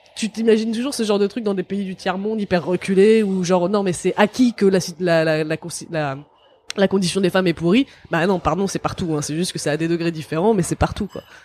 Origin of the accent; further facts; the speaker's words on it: France; je suis né en France